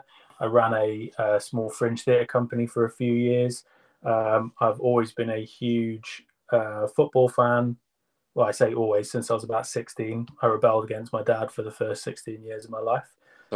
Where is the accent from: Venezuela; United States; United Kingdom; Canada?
United Kingdom; Salisbury, South West England; moved away as an adult; now in Cardiff, United Kingdom; I live in Cardiff, but I'm from Salisbury originally. Moved here for university and never left.